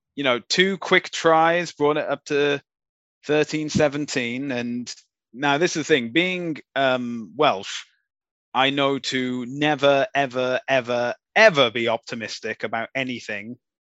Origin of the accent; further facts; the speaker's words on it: Canada; we're Canadian